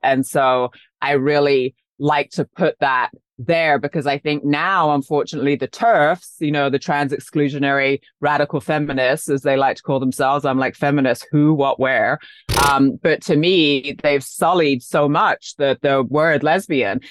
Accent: London, United Kingdom; also born or lived in Paris / New York; now in Los Angeles, United States; I grew up in London, then I lived in Paris, then I lived in New York

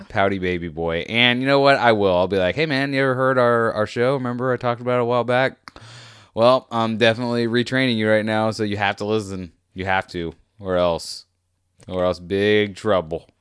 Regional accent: United States; was born in America. Okay, I'm American.

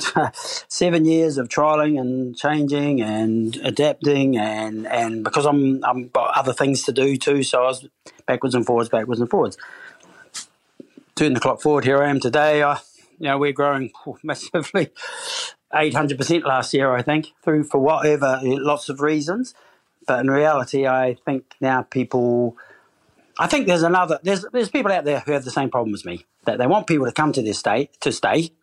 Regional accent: New Zealand; moved away as an adult; now in United Kingdom; I'm from New Zealand

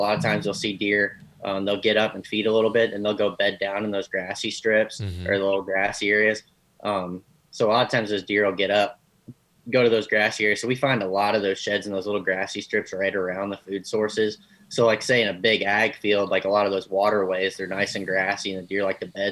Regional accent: Northeast Indiana, United States; moved away as an adult; also born or lived in Southern Illinois; I grew up in Northeast Indiana

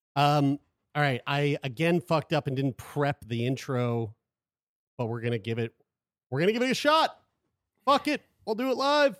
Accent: Nova Scotia, Canada; we're from Nova Scotia.

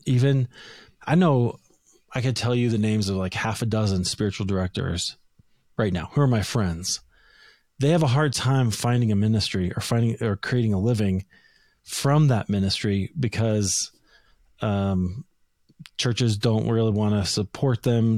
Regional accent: Des Moines, Iowa, United States; moved away as an adult; now in Denver, United States; I grew up in Des Moines, Iowa, Christian family

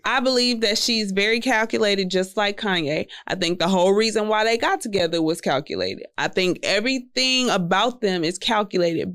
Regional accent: Houston, Texas, United States; I'm from Southwest Houston

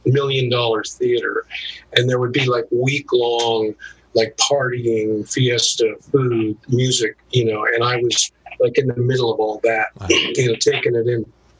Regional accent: Santa Monica, California, United States; also born or lived in Orange County / North Hollywood; Born and raised in Santa Monica. The family moved around a lot, Orange County, but we settled in North Hollywood

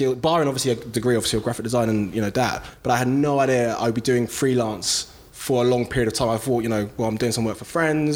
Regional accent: London, United Kingdom; I'm from South London, Brixton.

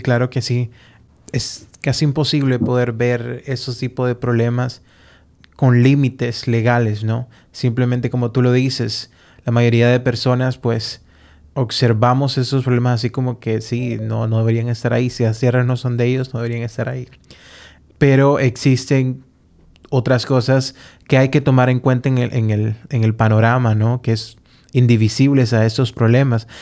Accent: Honduras; como hondureño

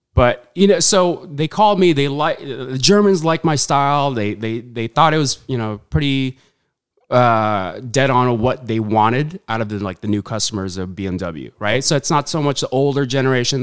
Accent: Huntington Beach, California, United States; born or raised there; also born or lived in Saudi Arabia / Philippines

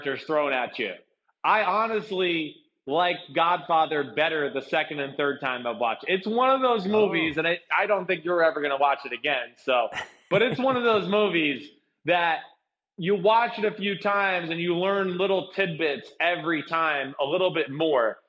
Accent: New Jersey, United States; where I grew up in North Jersey

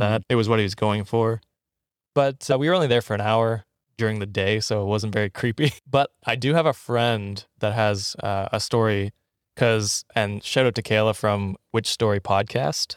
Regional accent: Canada; now in Ottawa, Canada; my hometown is fifteen thousand people

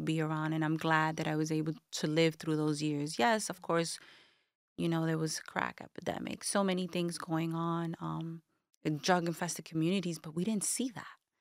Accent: New York City, New York, United States; Bushwick, Brooklyn, born and raised

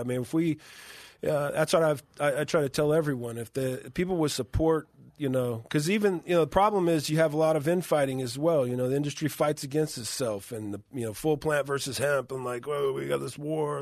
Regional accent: Moreno Valley, California, United States; my hometown in Moreno Valley

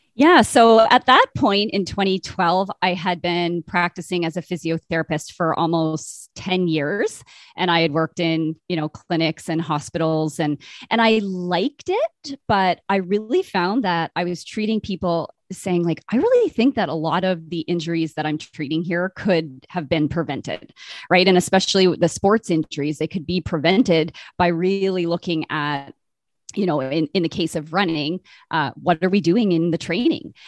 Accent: Brockville, Ontario, Canada; now in Winnipeg, Canada; I grew up in Brockville, Ontario, kind of between Toronto

